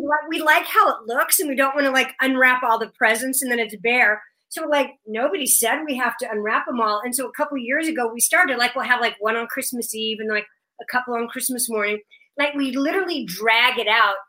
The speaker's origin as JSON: {"language": "English", "town": "Omaha", "region": "Nebraska", "country": "United States", "tie": "born or raised there", "said": "we grew up in Omaha, but my parents were both from Kansas"}